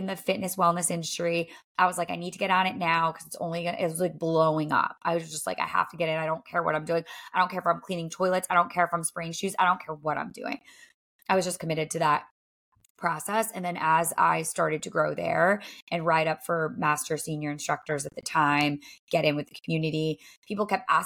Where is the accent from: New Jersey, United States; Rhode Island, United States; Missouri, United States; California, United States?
Rhode Island, United States; moved away as an adult; also born or lived in Los Angeles / Nashville; now in Boston, United States; I grew up in Rhode Island.